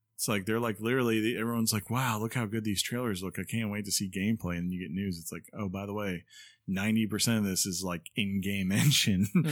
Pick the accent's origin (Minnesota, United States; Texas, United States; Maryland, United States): Maryland, United States; Baltimore; moved away; also born or lived in Washington, D.C.; I grew up in the Baltimore, D C area